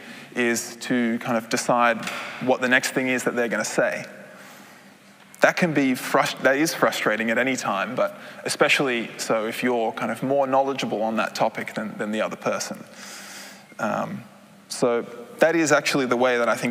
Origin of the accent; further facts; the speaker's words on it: Australia; moved away as an adult; now in Netherlands; I am originally a Dutchman, but I grew up in Australia, as you might be able to hear